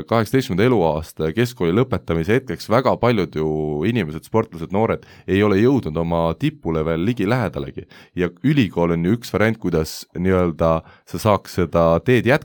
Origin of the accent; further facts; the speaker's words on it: Estonia; born there; noh mina olen sündinud küll taasiseseisvunud Eesti ajal juba